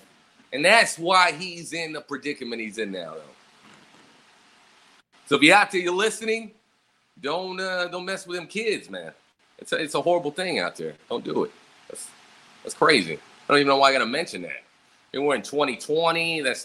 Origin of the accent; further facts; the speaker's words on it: Texas, United States; also born or lived in San Antonio, Texas; I'm from San Antonio. Actually, I live in San Antonio. I'm from Texas, though.